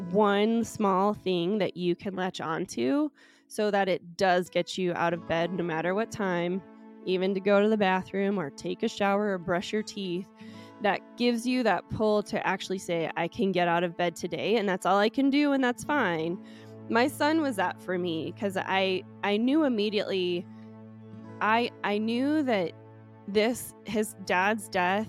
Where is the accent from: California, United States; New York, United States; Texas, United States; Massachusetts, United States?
California, United States; San Francisco; now in Colorado, United States; So I'm originally from California and was born in San Francisco. And I am first generation on my dad's side and second generation on my mom's side. So both my parents are of Russian descent.